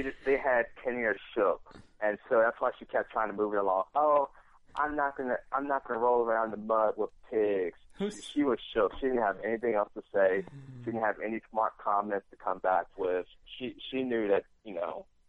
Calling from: New York, United States; from New York.

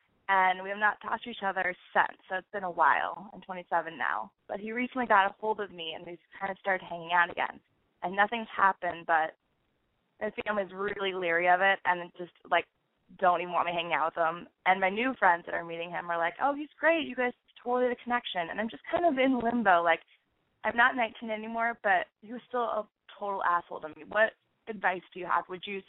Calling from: Portland, Oregon, United States; Hi, I'm calling from Portland, Oregon. I'm 27

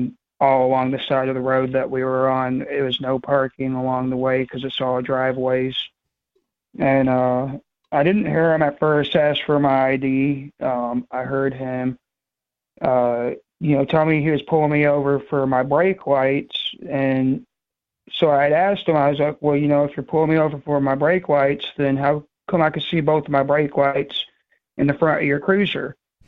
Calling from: New Hampshire, United States; I was calling from Waconia, New Hampshire.

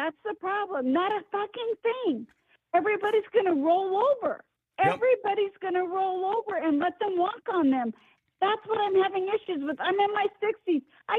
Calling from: Phoenix, Arizona, United States; calling from Phoenix, Arizona.

